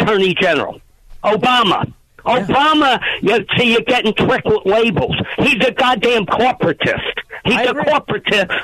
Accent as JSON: {"language": "English", "region": "New Jersey", "country": "United States", "said": "I'm actually from Jersey"}